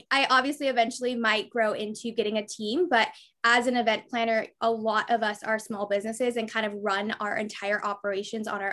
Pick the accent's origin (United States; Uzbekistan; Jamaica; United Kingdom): United States; Bay Area, California; moved away as an adult; now in Orange County, United States; I'm originally from the Bay Area, but now have my business based in Orange County